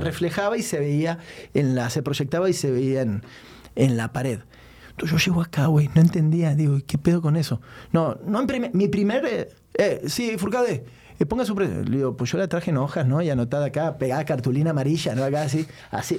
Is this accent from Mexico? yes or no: yes; Mexico; como mexicano